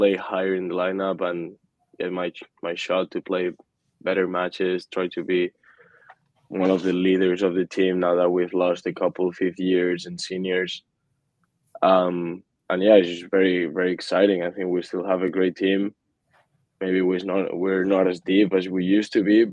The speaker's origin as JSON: {"language": "English", "area": "Mallorca", "region": "Balearic Islands", "country": "Spain", "moved": "as an adult", "lives_now": "Fort Worth, United States", "said": "I'm from Mallorca, so that's literally at home for me"}